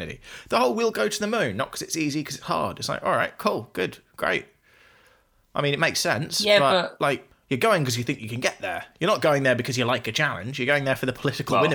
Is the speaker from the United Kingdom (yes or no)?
yes; United Kingdom; I'm British